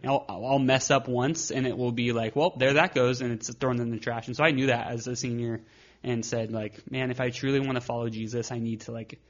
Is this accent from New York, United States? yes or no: no; Arizona, United States; And so grew up going to Mass until we moved from Arizona.